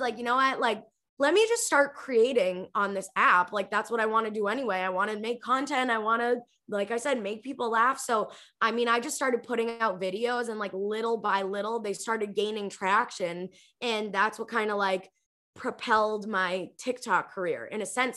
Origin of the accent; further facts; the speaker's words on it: Revere, Massachusetts, United States; moved away as an adult; also born or lived in California; I grew up in Revere, Massachusetts. It's like a city five to ten minutes outside of Boston.